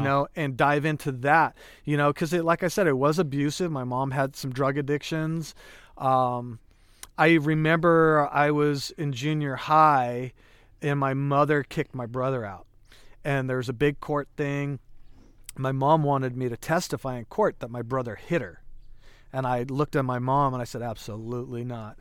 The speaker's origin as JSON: {"language": "English", "town": "Calistoga", "region": "California", "country": "United States", "tie": "born or raised there", "also_born_or_lived": "Hayward, California", "said": "growing up in Calistoga and, and living with my mom"}